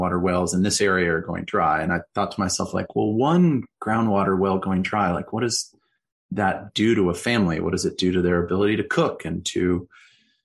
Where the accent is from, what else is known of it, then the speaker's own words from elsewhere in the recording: northern Colorado, United States; moved away as an adult; also born or lived in Wisconsin; I grew up in Colorado, in northern Colorado, in a pretty rural environment.